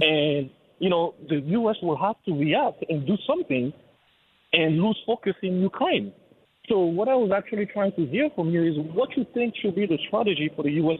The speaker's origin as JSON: {"language": "English", "country": "Côte d’Ivoire", "moved": "yes", "said": "I'm originally from the Ivory Coast"}